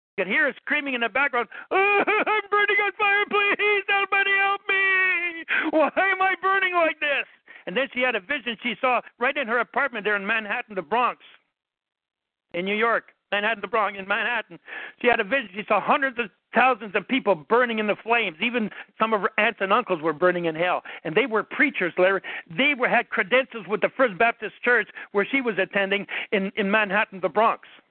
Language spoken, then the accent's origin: English; Canada; I'm Canadian